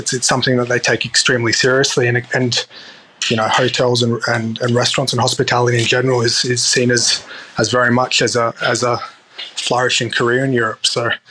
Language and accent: English; Darwin, Northern Territory, Australia; I think that comes from my early memories of growing up in Darwin.